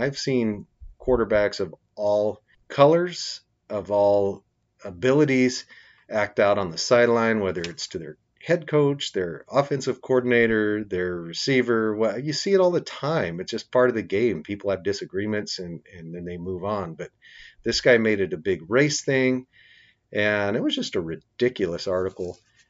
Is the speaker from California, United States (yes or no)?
yes; Avenal, California, United States; moved away; I was invited to promote my books in my hometown.